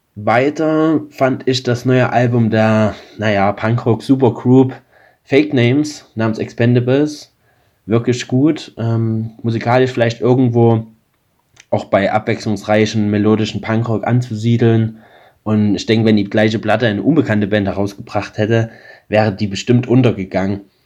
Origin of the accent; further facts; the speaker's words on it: Limbach-Oberfrohna, Saxony, Germany; meiner Heimatstadt Limbach-Oberfrohna